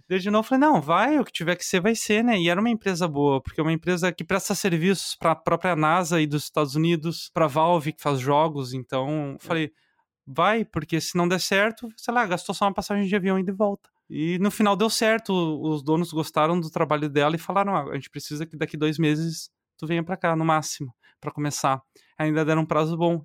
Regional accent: Canoas, Rio Grande do Sul, Brazil; accent: gaúcho; moved away as an adult; also born or lived in Portugal; now in Netherlands; O meu sotaque é do Rio Grande do Sul, mais especificamente Canoas, do ladinho de Porto Alegre ali

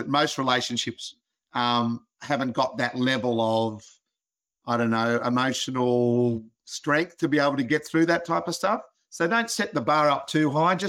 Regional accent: Australia; being an Aussie

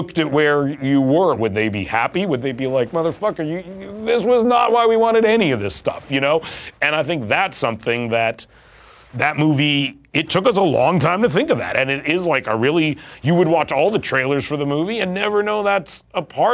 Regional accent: Vancouver, British Columbia, Canada; We are Jewish Canadian boys in Vancouver

